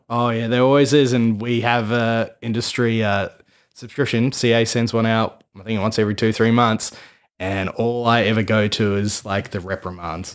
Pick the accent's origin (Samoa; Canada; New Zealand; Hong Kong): New Zealand; now in Australia; being a Kiwi